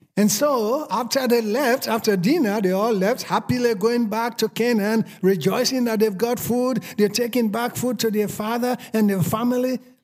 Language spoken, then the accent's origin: English; Sierra Leone; accent: Sierra Leone; moved away as an adult; now in United States; I spent forty-seven years in Sierra Leone speaking my Sierra Leone accent. I'm not gonna change after forty-seven years.